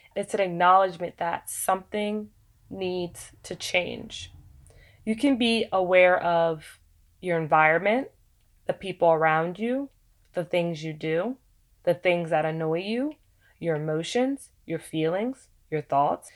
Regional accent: United States; being African American

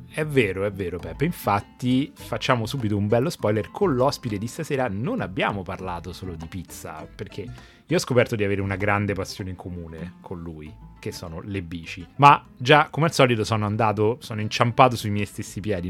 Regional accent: Rome, Lazio, Italy; accent: Roman; col mio accento romano

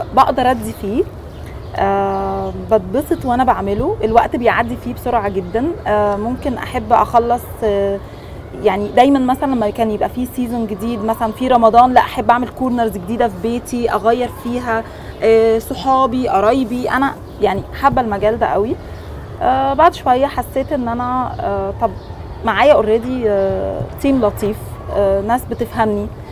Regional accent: Egypt; احنا مبدئيا في مصر عندنا ناس هايله

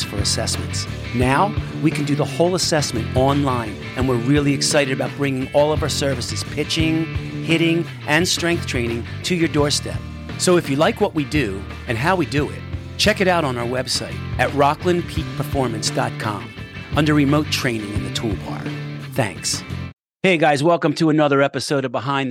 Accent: Philadelphia, Pennsylvania, United States; I grew up a mile from the Rocky Steps.

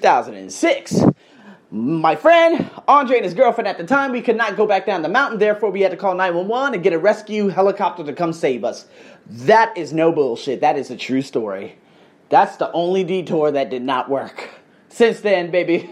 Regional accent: Las Vegas, Nevada, United States; now in Thailand; born and raised in the Vegas craze

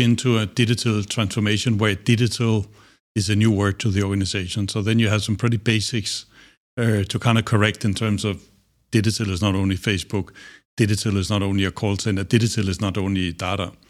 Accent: Denmark; moved away as an adult; also born or lived in Singapore; I grew up in Denmark.

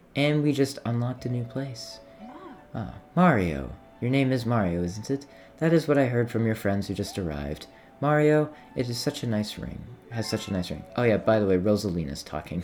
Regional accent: United States; I grew up in America, was born in America

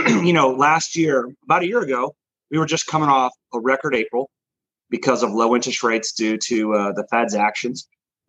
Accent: Dallas, Texas, United States; also born or lived in Austin, Texas; I'm from there originally. I'm born and raised in Dallas

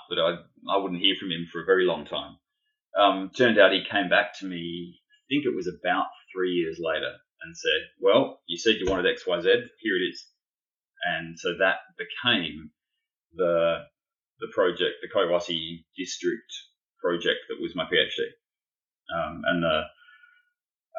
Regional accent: Adelaide, South Australia, Australia; I grew up in Adelaide in South Australia.

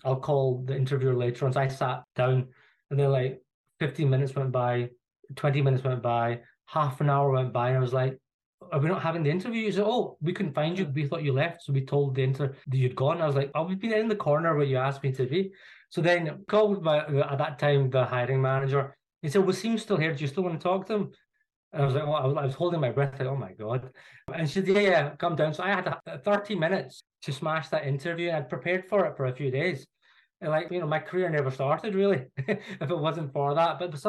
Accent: Glasgow, Scotland, United Kingdom; moved away as an adult; now in London, United Kingdom; you could probably tell from my accent, like, I'm not from London. So I was born and bred in Glasgow. So I'm a Glaswegian. I went to school there

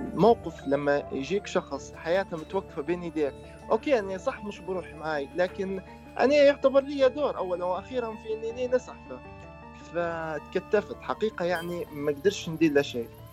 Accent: Libya; أنا كشاب ليبي

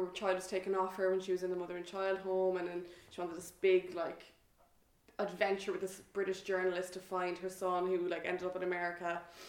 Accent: Strand, Munster, Ireland; moved away as an adult; now in Dublin, Ireland; So I'm from Newcastle West, which is in West Limerick. It's like the biggest town in County Limerick, but okay. I'm not actually from Newcastle West. I'm from a tiny, tiny little village outside Newcastle West called Strand.

